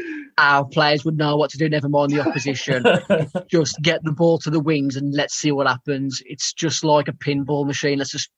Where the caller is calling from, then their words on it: Newcastle, North East England, United Kingdom; And yeah, I'm having ASM from Newcastle.